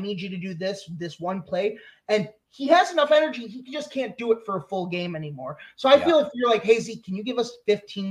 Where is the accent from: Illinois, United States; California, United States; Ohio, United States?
Illinois, United States; I grew up in Illinois